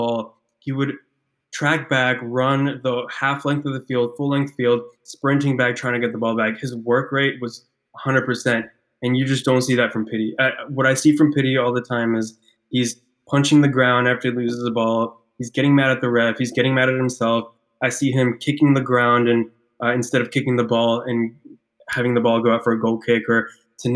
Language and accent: English; Ecuador; moved away; I'm from South America, I'm from Ecuador